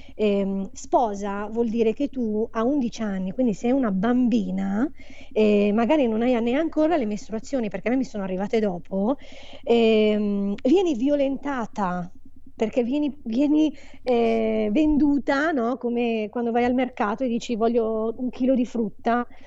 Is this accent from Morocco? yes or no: yes; Agadir, Souss-Massa, Morocco; moved away; also born or lived in Settimo Milanese, Italy; noi siamo di Agadir